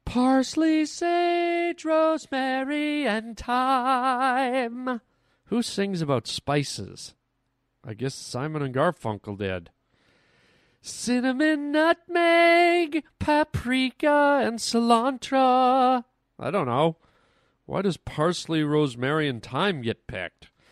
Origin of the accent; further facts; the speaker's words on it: Canada; us Canadians try to be very, very polite. That's how we're raised.